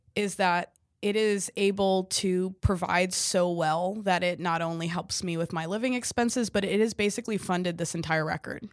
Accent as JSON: {"language": "English", "region": "California", "country": "United States", "tie": "born or raised there", "said": "I grew up in California"}